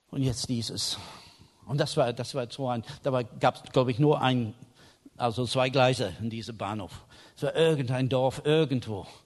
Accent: England, United Kingdom; German is a second language; Ich war Engländer, ich habe einen Schirm mit.

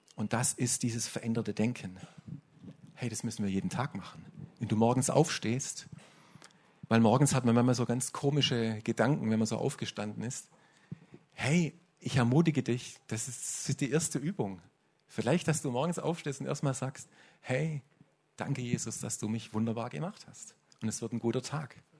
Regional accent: Swabia, Germany; Bei uns im Schwabenland ist das relativ typisch, dass wir so geprägt sind

